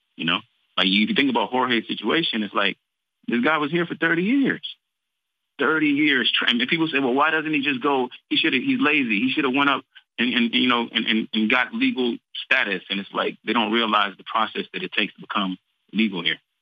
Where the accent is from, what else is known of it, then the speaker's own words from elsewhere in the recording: Texas, United States; I'm from Texas, Tejas